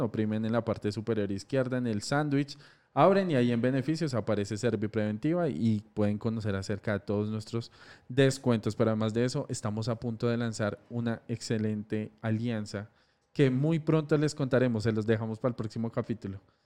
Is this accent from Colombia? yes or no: yes; Colombia; Somos colombianos y acá se notó la berraquera